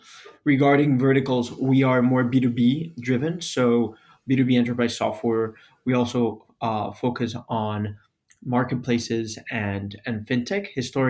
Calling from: Miami, Florida, United States; I'm calling from Miami.

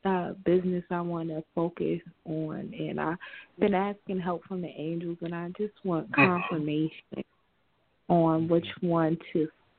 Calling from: New Jersey, United States; I'm calling from New Jersey.

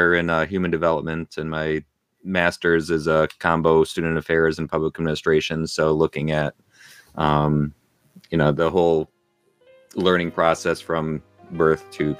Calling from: Binghamton, New York, United States

